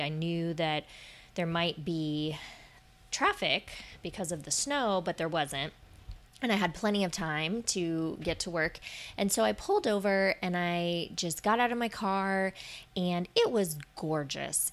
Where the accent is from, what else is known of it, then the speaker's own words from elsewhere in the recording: Florida, United States; moved away; I grew up in Florida.